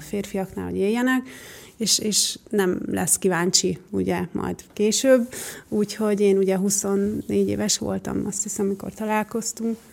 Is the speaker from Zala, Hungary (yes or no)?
yes; Nagykanizsa, Zala, Hungary; also born or lived in Budapest; now in Göd, Hungary; gyerekkoromban ugye a Nagykanizsán jártam iskolába